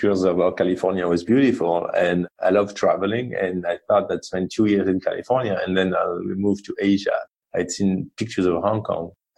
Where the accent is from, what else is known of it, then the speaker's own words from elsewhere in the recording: Marseille, Provence-Alpes-Côte d'Azur, France; accent: French; English is a second language; moved away as an adult; also born or lived in Paris / London; now in United States; I grew up in the south of France, a town called Marseille